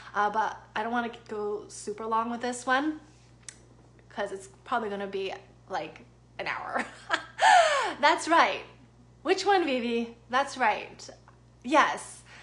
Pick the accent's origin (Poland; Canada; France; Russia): Canada; Toronto, Ontario; I'm also Canadian. Um, I'm actually from North York, Ontario